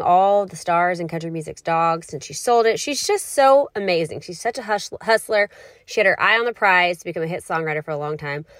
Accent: Waco, Texas, United States; We grew up in Waco, Texas together

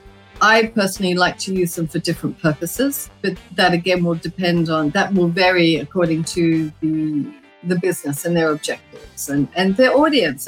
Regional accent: Australia; moved away; in Australia, I'm Australian

